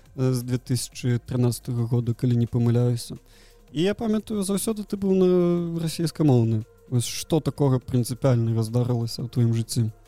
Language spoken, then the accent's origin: Belarusian; Belarus; Belarusian is a second language; у нашай краіне